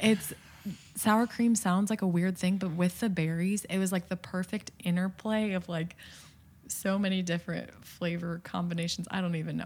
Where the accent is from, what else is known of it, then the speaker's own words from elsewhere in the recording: Midwest, United States; I'm from the Midwest